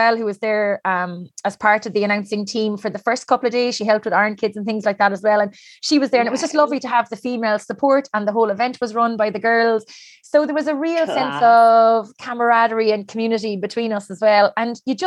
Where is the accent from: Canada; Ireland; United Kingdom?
Ireland; Cork, Munster; now in Galway, Ireland; I'm from Cork, I'm living in Galway on this little island